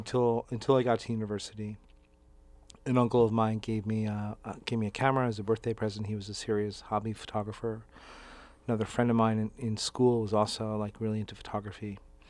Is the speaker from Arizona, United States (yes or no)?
no; New York, United States; I'm from New York. American from New York.